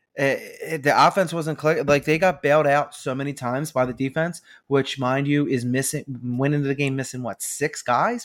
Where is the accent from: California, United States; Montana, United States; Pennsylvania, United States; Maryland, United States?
Pennsylvania, United States; Philadelphia; We're from Philadelphia